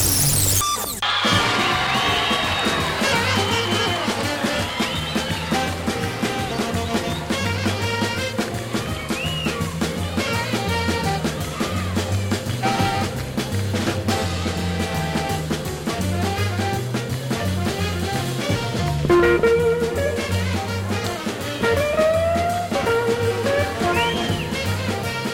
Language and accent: English; the South, United States; that's the Southern boy in me. I was brought up in the South.